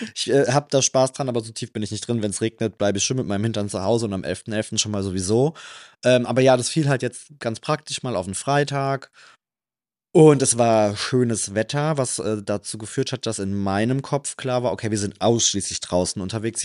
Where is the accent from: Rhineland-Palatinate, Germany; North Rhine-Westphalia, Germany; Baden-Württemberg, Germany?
Rhineland-Palatinate, Germany; Trier; now in Cologne, Germany; ich komme ja aus Rheinland-Pfalz. Da sagt man auch Hellau